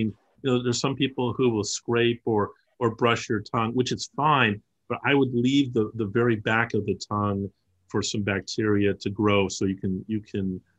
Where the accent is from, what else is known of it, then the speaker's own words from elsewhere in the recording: Los Angeles, California, United States; I grew up as a child in Los Angeles.